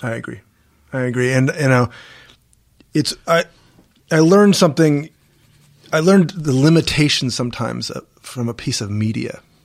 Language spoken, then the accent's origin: English; Washington, District of Columbia, United States; I'm a Jew from Washington, D C